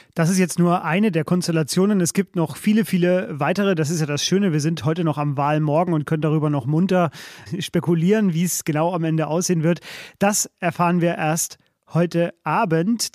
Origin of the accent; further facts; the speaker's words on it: Bavaria, Germany; Ich komme eigentlich aus Bayern, war aber wegen der Familie häufig als Kind im Ruhrgebiet